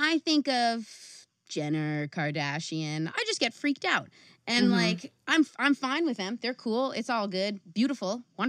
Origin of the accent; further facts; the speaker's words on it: Los Angeles, California, United States; I'm from Los Angeles.